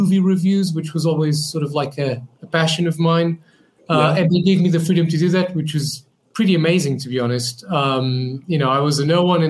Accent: Portugal; moved away as an adult; now in London, United Kingdom; I moved from Portugal to London

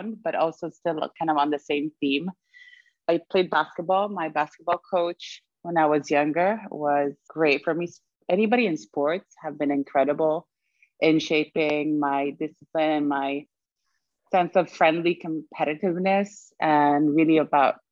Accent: Sweden; moved away; also born or lived in Germany; I was born in Germany, raised in Sweden, and lived in 6 countries afterwards

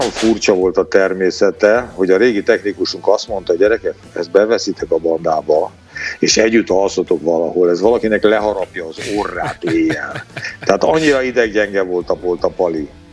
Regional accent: Hungary; Én bolgár származású vagyok, bolgár a vérem. Apukám, anyukám, anyukám bulgár volt, de Magyarországon születtem, tehát magyar vagyok.

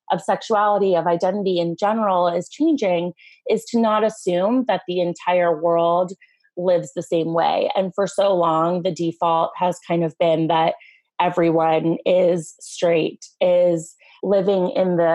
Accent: Los Angeles, California, United States; I grew up in Los Angeles, California, like right in the heart of the city and I am a first generation American. So the majority of my family, my mom's side of my family emigrated from Iran and came to Los Angeles as refugees

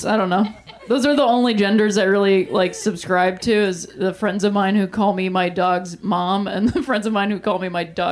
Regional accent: Ohio, United States; I'm from Ohio

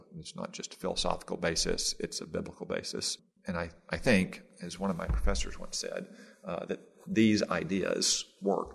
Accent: Arkansas, United States; moved away as an adult; I was unusual in Arkansas, that I was a Republican

